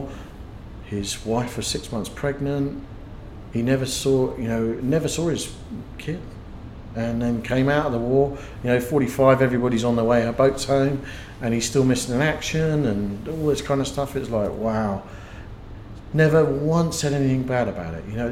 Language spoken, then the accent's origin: English; United Kingdom; moved away as an adult; being typically British